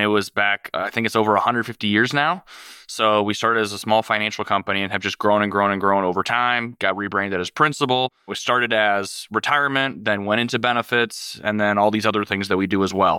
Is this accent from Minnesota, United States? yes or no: yes; Minneapolis, Minnesota, United States; I'm originally from the Minneapolis area. I grew up there my whole life.